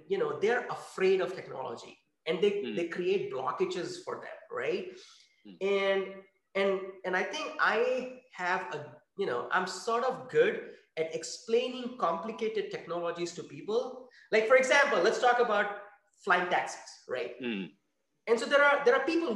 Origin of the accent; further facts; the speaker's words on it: India; moved away as an adult; also born or lived in France; now in Redwood City, United States; I grew up in India